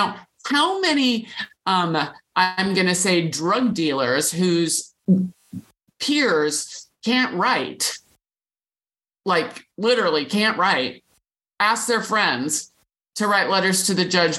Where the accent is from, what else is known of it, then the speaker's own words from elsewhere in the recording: Portland, United States; I grew up in Portland